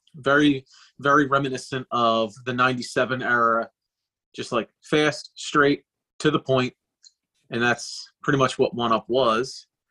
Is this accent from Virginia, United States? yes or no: no; Delaware County, outside Philadelphia, Pennsylvania, United States; I grew up in Delaware County, right outside of Philadelphia, and then I lived in South Philly for a couple years